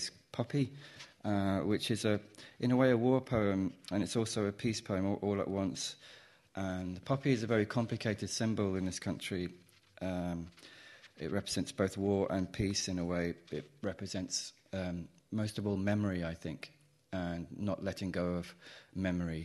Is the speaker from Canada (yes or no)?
no; Midlands, United Kingdom; maybe it's a Midlands thing, but when I was young, us equally meant me